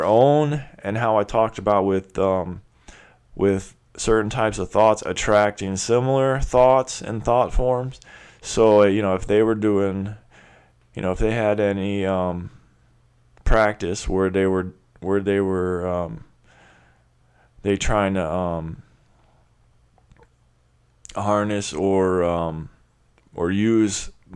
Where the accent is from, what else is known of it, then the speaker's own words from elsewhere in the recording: Clearwater, Florida, United States; I grew up in Clearwater, Florida, which is the headquarters of the religion of Scientology